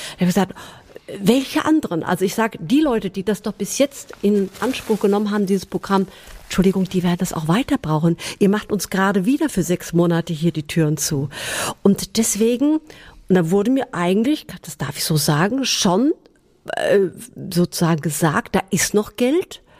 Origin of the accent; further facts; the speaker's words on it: Hesse, Germany; ich komme ja aus dem Gießener Landkreis